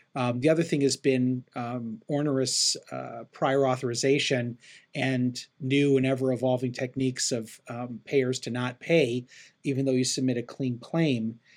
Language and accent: English; Chicago, Illinois, United States; also born or lived in Cleveland, Ohio / Phoenix, Arizona; now in Los Angeles, United States; I grew up in Chicago and um, I live right now in Los Angeles, California